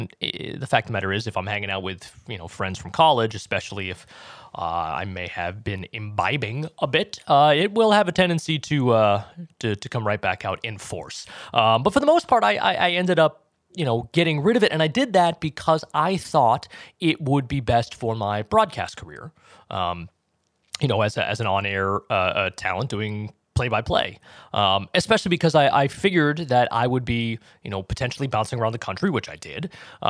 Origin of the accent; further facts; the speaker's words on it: Boston, Massachusetts, United States; accent: Boston; I'm from Boston. I'm from the Boston area, grew up there. And I had it wasn't super thick, but I had a noticeable Boston accent when I was growing up